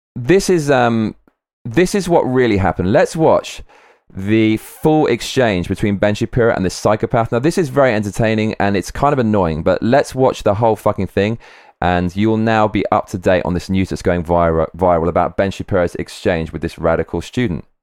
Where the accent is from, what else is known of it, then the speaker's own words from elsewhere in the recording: London, United Kingdom; I grew up in London, most multicultural city in the world.